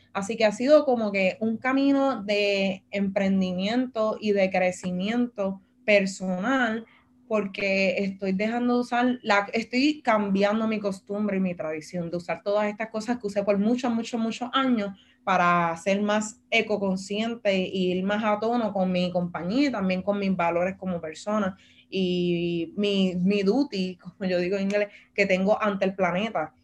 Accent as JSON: {"language": "Spanish", "town": "Loíza", "country": "Puerto Rico", "said": "vengo desde Loíza, un municipio que está súper segregado"}